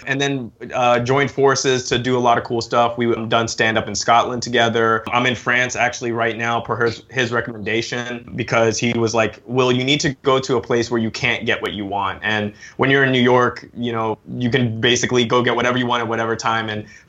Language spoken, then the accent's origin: English; Hong Kong; also born or lived in United Kingdom; So I'm originally from the UK, but I moved to Hong Kong when I was 6, so I lost my accent.